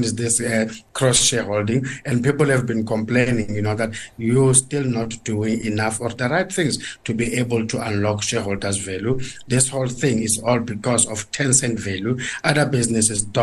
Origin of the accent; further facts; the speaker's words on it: South Africa; us as South African consumers